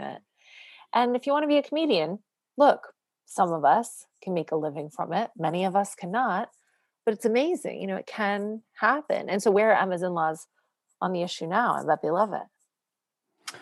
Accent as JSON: {"language": "English", "country": "Canada", "moved": "yes", "said": "I'm a single mom and I'm Canadian"}